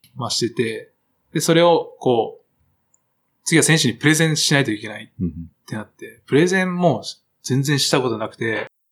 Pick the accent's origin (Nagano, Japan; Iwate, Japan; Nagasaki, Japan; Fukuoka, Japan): Nagasaki, Japan; moved away; 長崎帰ったら、安心する